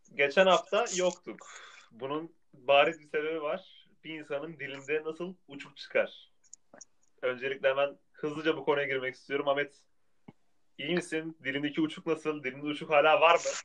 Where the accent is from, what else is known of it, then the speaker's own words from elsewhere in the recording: Tunceli Province, Turkey; Tunceli olduğum için.